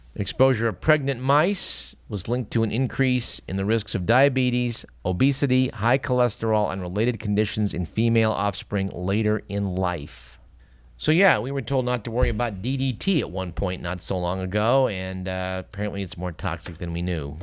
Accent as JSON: {"language": "English", "town": "Fremont", "region": "California", "country": "United States", "tie": "born or raised there", "said": "I grew up in Fremont"}